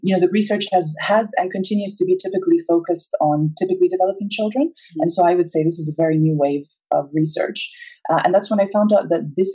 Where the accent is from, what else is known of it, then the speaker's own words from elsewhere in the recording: Abu Dhabi, United Arab Emirates; also born or lived in Edinburgh, United Kingdom; I actually was born and raised in Abu Dhabi. My family is originally from Egypt.